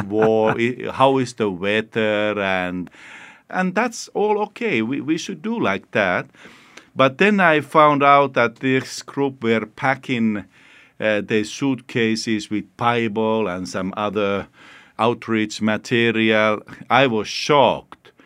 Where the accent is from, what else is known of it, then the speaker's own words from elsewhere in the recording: Finland; I come from Finland